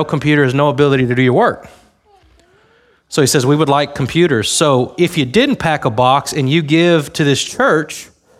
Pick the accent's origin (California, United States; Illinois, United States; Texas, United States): Texas, United States; Harlingen; My grandma lives in Harlingen. I was born in Harlingen